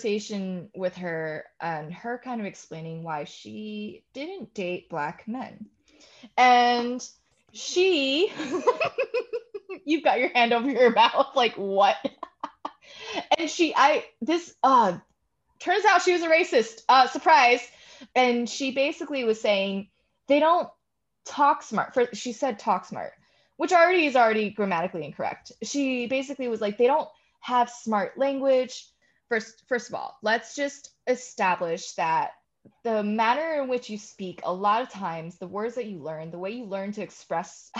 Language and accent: English; Newark, New Jersey, United States; I grew up in Newark.